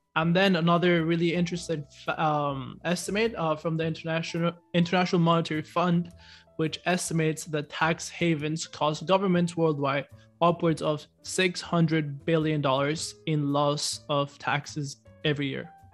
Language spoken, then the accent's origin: English; Ecuador; we're both from Ecuador